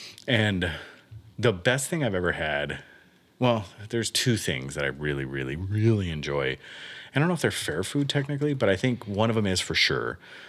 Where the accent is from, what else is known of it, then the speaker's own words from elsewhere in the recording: Miami, Florida, United States; So I grew up in Miami. I spent... 3 years, and at the end of our street, right on Bird Road in Miami, we had a churro guy